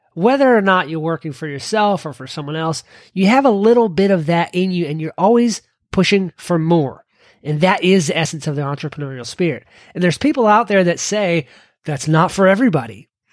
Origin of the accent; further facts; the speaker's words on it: Kentucky, United States; my home state of Kentucky